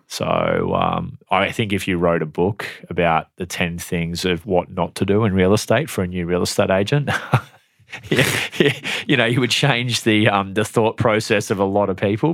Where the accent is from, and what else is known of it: Airlie Beach, Queensland, Australia; born or raised there; also born or lived in Tamworth, New South Wales; now in Brisbane, Australia